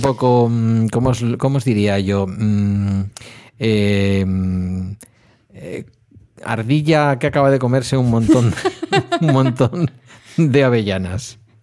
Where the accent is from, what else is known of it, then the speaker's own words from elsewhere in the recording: Basque Country, Spain; Como vasco